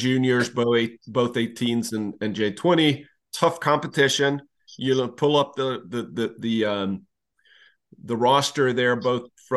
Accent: Leksand, Dalarna County, Sweden; I'm from Leksand

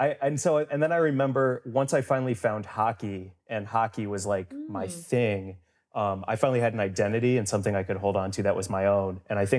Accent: St. Louis, Missouri, United States; St. Louis, Missouri.

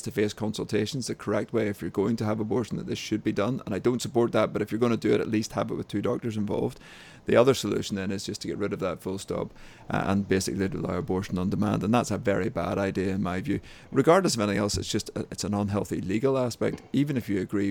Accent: Northern Ireland, United Kingdom; accent: Northern Irish; I'm based in Northern Ireland, as we probably know from my funny accent

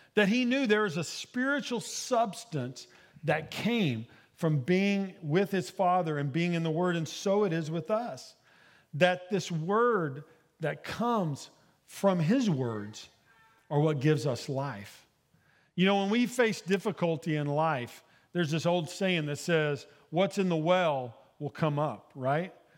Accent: Ada, Oklahoma, United States; moved away; I grew up in Ada, Oklahoma

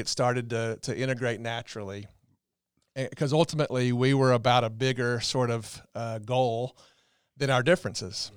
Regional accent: the South, Southern United States, United States; small town, uh, Southern guys, but, you know, in my hometown

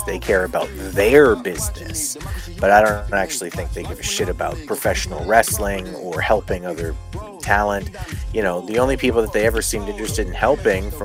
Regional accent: Montreal, Quebec, Canada; my hometown hockey town

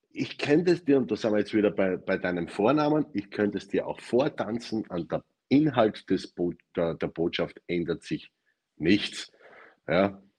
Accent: Styria, Austria; also born or lived in Vienna; now in Carinthia, Austria; Ich komme aus der Steiermark, war fünf Jahre in Wien und lebe jetzt in Kärnten. Ich kann nicht schön sprechen.

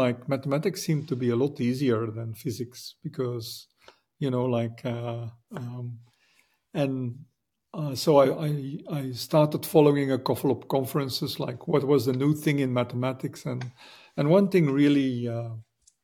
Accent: Belgium; moved away as an adult; now in United States; I grew up in Belgium, you know, in Europe

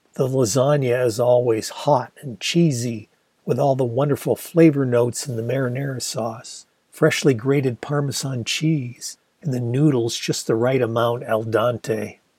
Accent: Ann Arbor, Michigan, United States; my hometown of Ann Arbor, Michigan

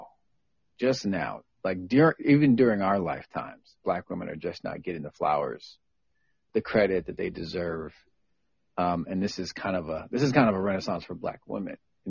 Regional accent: Tacoma, Washington, United States; I grew up around in Hilltop and Tacoma, is around Black folks

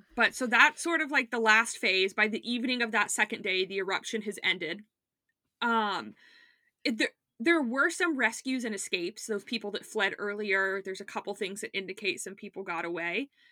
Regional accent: South Florida, United States; I grew up in South Florida

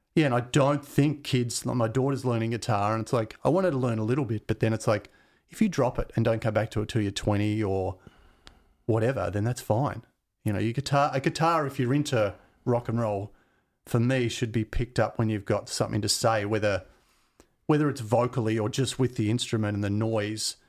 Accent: Glen Waverley, Victoria, Australia; also born or lived in Mount Dandenong / Keysborough; I grew up in Glen Waverley

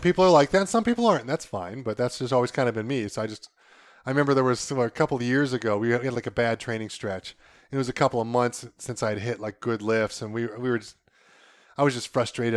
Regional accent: Northeast Ohio, United States; we're from Northeast Ohio

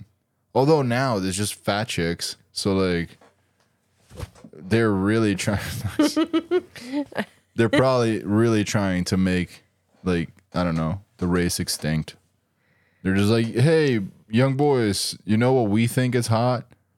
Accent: Brazil; Brazil. Like, they're like, you realize that show is from here, right?

